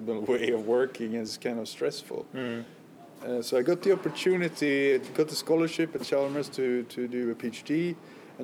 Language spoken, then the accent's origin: English; Gothenburg, Västra Götaland, Sweden; I was from Gothenburg